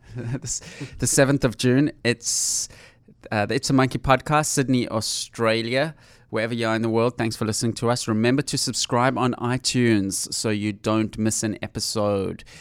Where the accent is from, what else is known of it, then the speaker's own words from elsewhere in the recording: South Africa; I'm from South Africa